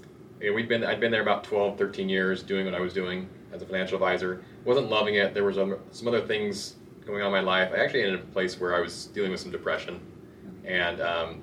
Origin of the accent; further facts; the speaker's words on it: Salem, Oregon, United States; moved away as an adult; now in Utah, United States; I'm originally from Salem, Oregon. Grew up in the Salem, Oregon area